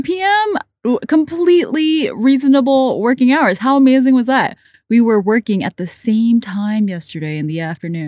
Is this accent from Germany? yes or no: no; Hong Kong; also born or lived in United States; I did grow up as a kid for some years in the States, but the majority of my life I've spent in Hong Kong.